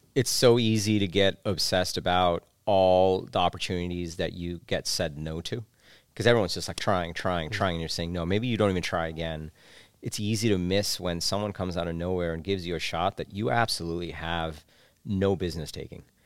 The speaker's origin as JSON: {"language": "English", "town": "New York City", "region": "New York", "country": "United States", "tie": "born or raised there", "also_born_or_lived": "Bangladesh", "said": "I spent my childhood in New York City. Grew up there."}